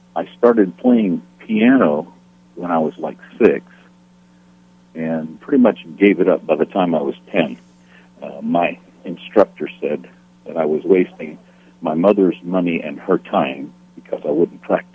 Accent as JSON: {"language": "English", "area": "Loudoun County", "region": "northern Virginia", "country": "United States", "tie": "born or raised there", "moved": "yes", "said": "I was born in Virginia, and I grew up in northern Virginia, about 25 miles due west of Washington, D.C., in Loudoun County"}